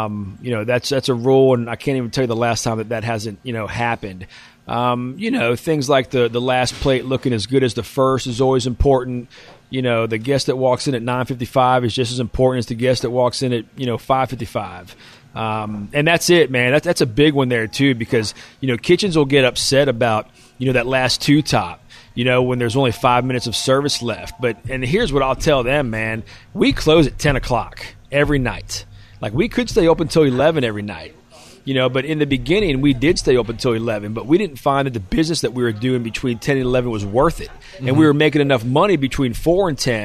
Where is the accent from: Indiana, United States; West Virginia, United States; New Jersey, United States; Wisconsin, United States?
West Virginia, United States; I'm from West Virginia. We ate ramps when I was young because they grew in the backyard